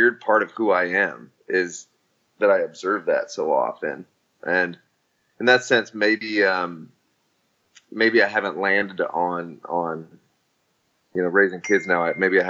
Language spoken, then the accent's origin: English; Nebraska, United States; I grew up in Nebraska.